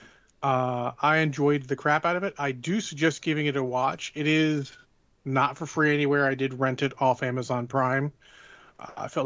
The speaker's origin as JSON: {"language": "English", "region": "Maryland", "country": "United States", "tie": "born or raised there", "said": "I grew up in the North. You can call Maryland the border state"}